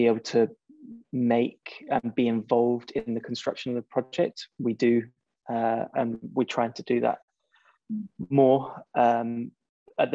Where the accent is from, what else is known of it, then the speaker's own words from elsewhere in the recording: Spain; also born or lived in China; now in United Kingdom; I was born and brought up in Spain